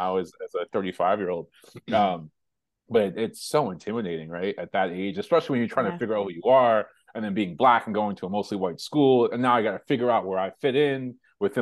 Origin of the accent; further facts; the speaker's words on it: Hempstead, New York, United States; I grew up in Hempstead, New York, and born and raised there.